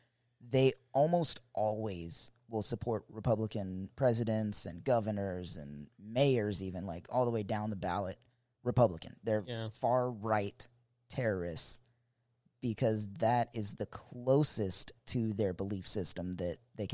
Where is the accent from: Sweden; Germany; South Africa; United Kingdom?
Germany; born there; I was born in Germany.